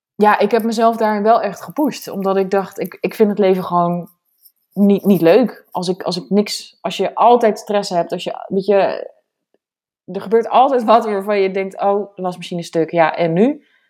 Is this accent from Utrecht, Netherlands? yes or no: yes; area around Zeist, Utrecht, Netherlands; moved away as an adult; de omgeving van waar ik vandaan kom